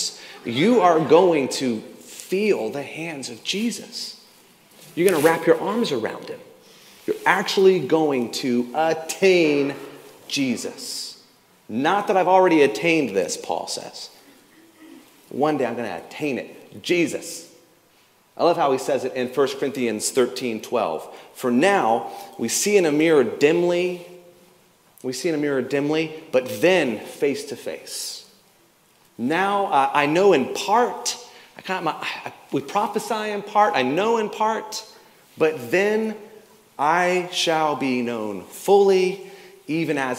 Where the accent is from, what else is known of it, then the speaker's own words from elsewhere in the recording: the South, United States; I grew up in the South